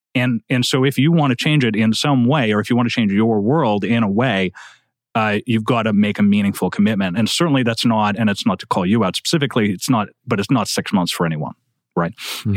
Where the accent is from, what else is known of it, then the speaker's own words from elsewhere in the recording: Quebec, Canada; Quebec, where I come from